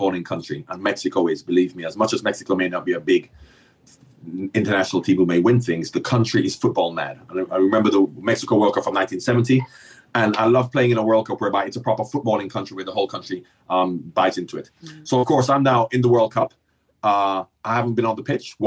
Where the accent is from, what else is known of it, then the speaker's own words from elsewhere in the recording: Jamaica; Growing up in Jamaica